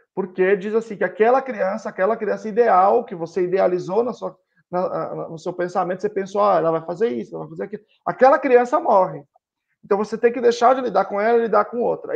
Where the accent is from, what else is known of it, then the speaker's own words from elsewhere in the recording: Teófilo Otoni, Minas Gerais, Brazil; Eu sou de um lugar muito conservador, sou de Teófilo Otoni, eh, divisa de Minas Gerais com Bahia